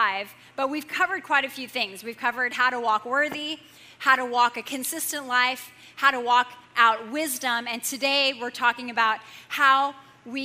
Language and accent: English; Southern Illinois, United States; I grew up in Southern Illinois